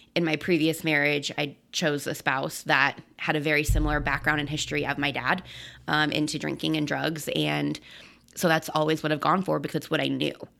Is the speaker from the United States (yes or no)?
yes; Colorado, United States; I'm born and raised in Colorado